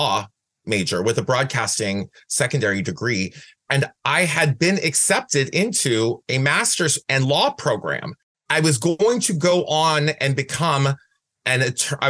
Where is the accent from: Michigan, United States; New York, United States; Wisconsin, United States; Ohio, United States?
Ohio, United States; Van Wert; moved away as an adult; also born or lived in Cleveland, Ohio; now in San Francisco, United States; I was born in Van Wert, Ohio.